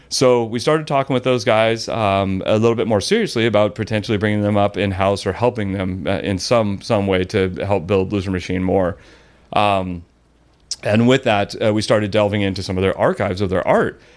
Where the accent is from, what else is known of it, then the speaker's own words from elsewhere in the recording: Mission Viejo, California, United States; also born or lived in Lake Forest, California; born and raised in Orange County.